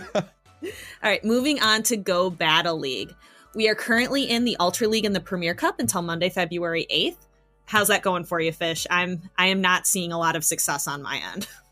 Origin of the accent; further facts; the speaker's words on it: United States; I'm from a small town, and people are definitely that charming. Like I'm from Podunk, USA